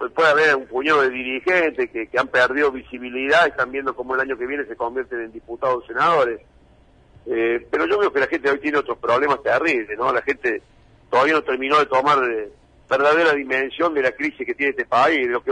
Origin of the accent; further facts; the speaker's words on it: Argentina; nosotros siempre nos comparamos y no nos damos cuenta que así somos los argentinos, de pedantes, soberbios, agrandados.